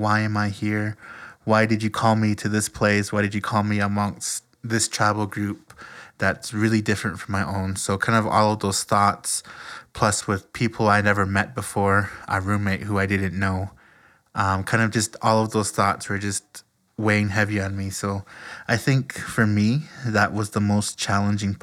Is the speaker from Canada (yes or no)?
yes; Alberta, Canada; moved away as an adult; I am from Canada, and that's my home. That's where my people are